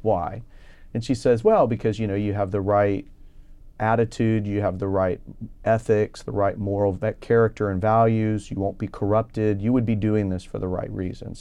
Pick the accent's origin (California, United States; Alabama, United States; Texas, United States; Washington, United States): Texas, United States; Houston; also born or lived in Minnesota / St. Louis, Missouri; I was uh, born uh, in Minnesota, outside the Twin Cities, and I moved to the Houston area when I was five.